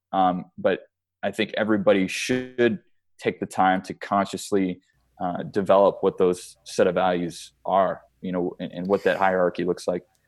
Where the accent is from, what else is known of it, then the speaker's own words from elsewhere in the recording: Chicago, Illinois, United States; now in Arizona, United States; I'm from Chicago